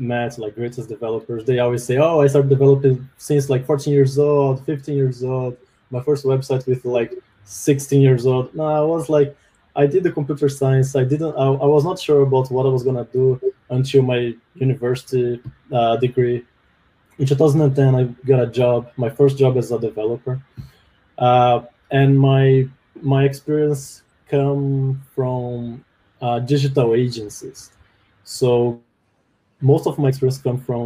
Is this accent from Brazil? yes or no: yes; Brazil; English is a second language; moved away as an adult; also born or lived in Canada; now in Vancouver, Canada